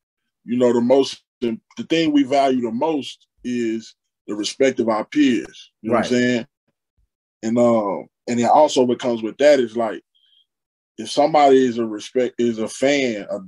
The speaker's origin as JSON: {"language": "English", "town": "Dallas", "region": "Texas", "country": "United States", "tie": "born or raised there", "said": "I'm born and raised in Dallas, Texas. Rest in peace to my father … who participated in the beginning of hip hop culture in Dallas."}